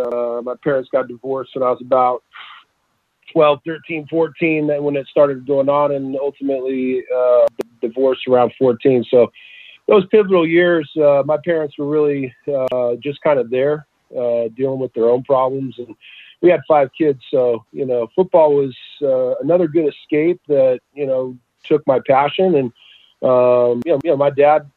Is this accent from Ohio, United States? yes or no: no; Southern California, United States; also born or lived in Utah; So we went south and ended up here in Southern California when I was about 10 years old